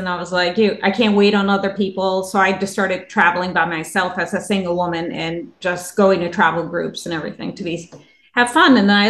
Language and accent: English; New York City, New York, United States; moved away; I'm from New York City originally. So I spent most of my life there and lived a couple different areas.